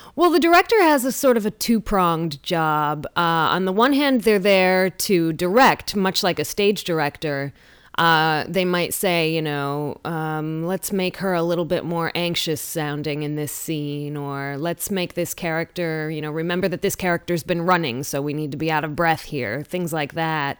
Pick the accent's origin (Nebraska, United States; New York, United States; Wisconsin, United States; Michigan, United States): Michigan, United States; Lansing; born or raised there